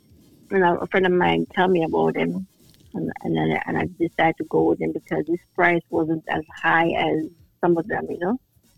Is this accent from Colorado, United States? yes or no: no; Plainfield, New Jersey, United States; But I'm originally from Plainfield